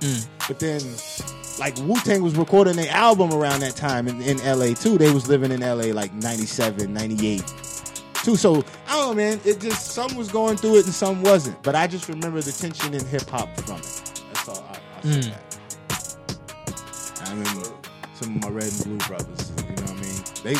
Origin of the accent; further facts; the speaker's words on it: New York, United States; But I'm neutral. I was from New York.